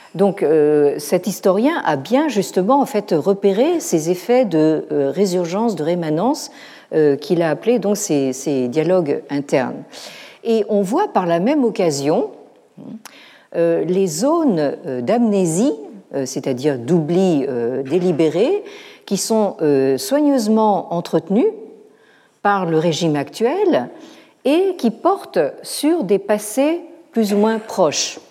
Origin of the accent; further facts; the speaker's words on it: France; chez nous, en France